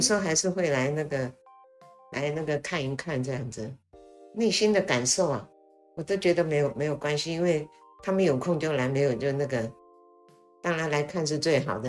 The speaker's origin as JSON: {"language": "Chinese", "region": "Taipei", "country": "Taiwan", "tie": "born or raised there", "also_born_or_lived": "Guiyang, China / Chongqing, China / Shanghai, China / Hong Kong", "lives_now": "New Taipei, Taiwan", "said": "我今年七十八岁，我出生在贵阳，然后我跟着我爸爸到重庆、上嗯。海、香港，再来到台湾嗯。，民国四十年来的嗯这样，嗯，子嗯。。那时候我七岁嘛，这样。然后我在，我来的时候是在台北定居了嗯，嗯。那到了以后结了婚就搬到现在新店这里来"}